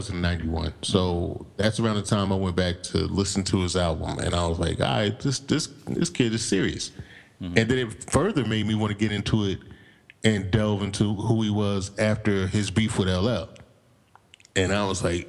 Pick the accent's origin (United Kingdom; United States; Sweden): United States; East Coast; I was from East Coast